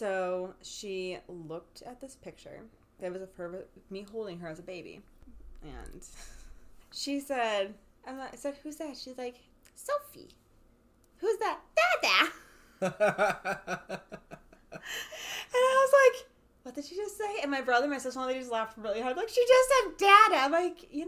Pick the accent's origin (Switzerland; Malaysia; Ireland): Ireland; we're Irish